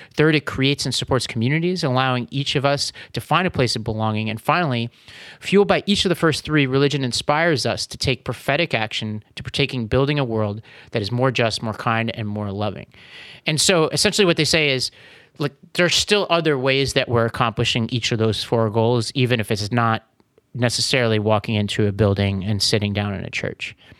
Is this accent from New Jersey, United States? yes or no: no; New York City, New York, United States; moved away; I grew up in Staten Island